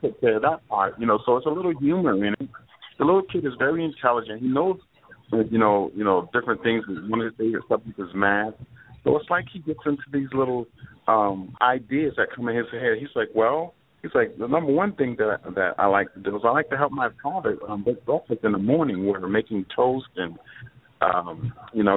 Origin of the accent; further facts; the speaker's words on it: Plainfield, New Jersey, United States; moved away as an adult; now in Florida, United States; I'm from New Jersey. I moved to Florida in 2012